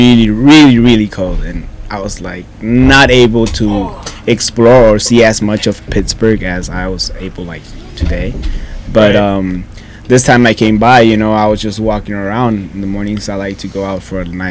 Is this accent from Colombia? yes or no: no; Mexico; English is a second language; I'm from Mexico.